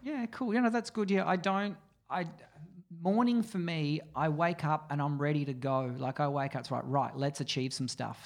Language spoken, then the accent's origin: English; Mornington Peninsula, Victoria, Australia; I grew up on the Mornington Peninsula